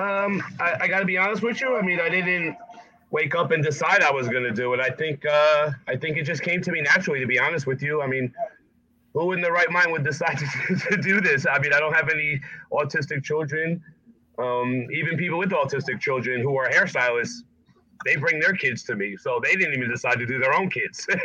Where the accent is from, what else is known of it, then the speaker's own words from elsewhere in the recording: Essex County, North New Jersey, United States; also born or lived in Nutley, New Jersey; growing up in Essex County, you know, where you know we lived in in North New Jersey